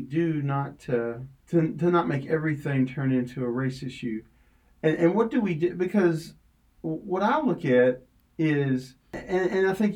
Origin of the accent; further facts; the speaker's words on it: Shively, Kentucky, United States; Growing up in Shively, Kentucky, right? Suburb of, or an area of Louisville